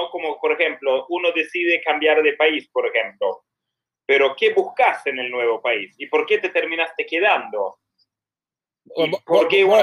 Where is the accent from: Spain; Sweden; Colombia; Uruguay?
Sweden; Spanish is a second language; now in Argentina